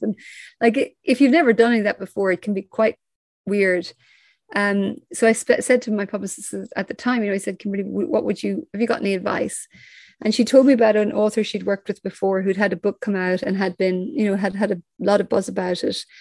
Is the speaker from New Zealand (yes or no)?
no; Ireland; I grew up in Ireland.